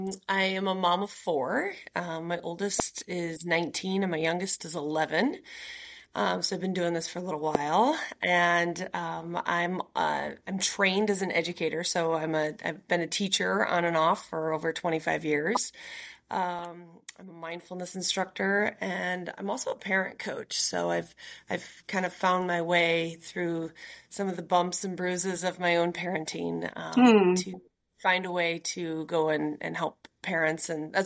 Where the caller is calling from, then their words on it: Nashville, Tennessee, United States; Yeah, I'm joining you from Nashville, Tennessee.